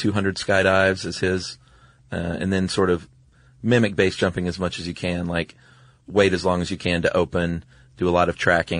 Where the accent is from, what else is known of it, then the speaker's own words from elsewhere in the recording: Wellington, New Zealand; Hey guys, I'm from Wellington. I thought I'd share some light on one of New Zealand's more prominent gangs, the Mongrel Mob.